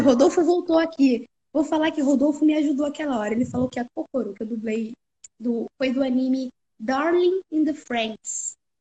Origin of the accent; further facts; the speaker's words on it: Rio de Janeiro, Brazil; E eu sou do Rio